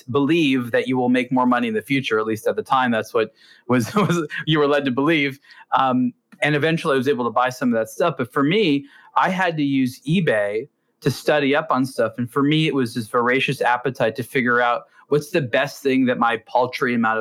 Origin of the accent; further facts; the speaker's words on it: Los Angeles, California, United States; growing up in Los Angeles